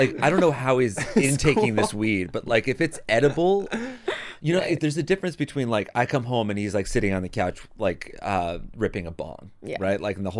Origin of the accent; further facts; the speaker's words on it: New Haven, Connecticut, United States; I grew up in New Haven.